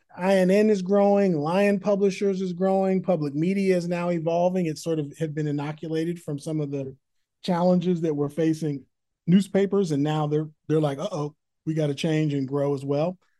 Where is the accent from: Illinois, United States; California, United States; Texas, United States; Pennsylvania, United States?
California, United States; Berkeley; also born or lived in San Francisco / Oakland; I was born in San Francisco, raised in Berkeley, California, then defected to Oakland